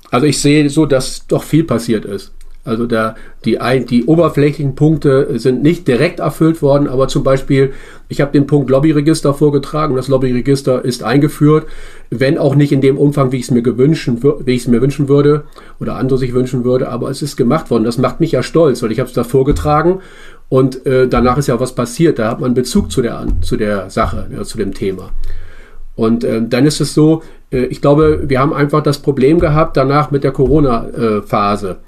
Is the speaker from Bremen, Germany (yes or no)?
yes; Bremen, Germany; ich komme aus Bremen und zu, zu Bremer Bürgerräten